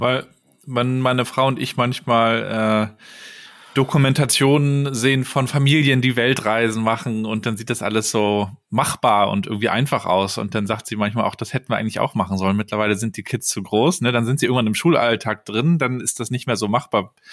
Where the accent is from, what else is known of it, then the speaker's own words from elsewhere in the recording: Rostock, Mecklenburg-Vorpommern, Germany; moved away as an adult; aus meiner Heimatstadt Rostock. Marc und ich stammen beide aus Mecklenburg-Vorpommern